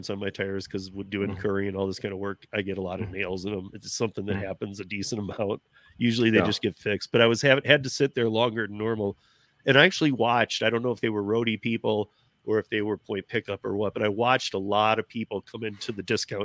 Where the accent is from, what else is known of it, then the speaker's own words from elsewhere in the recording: Michigan, United States; I'm from Michigan